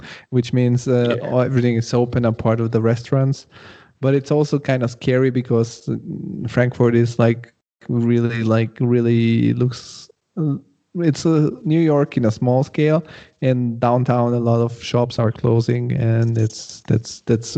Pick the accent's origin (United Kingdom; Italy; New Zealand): Italy; Rome, Lazio; now in Denmark; I was from Rome